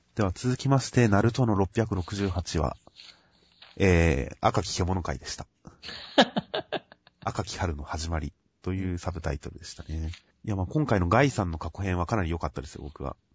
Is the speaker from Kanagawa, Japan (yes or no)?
yes; Kanagawa, Japan; 僕は地元の神奈川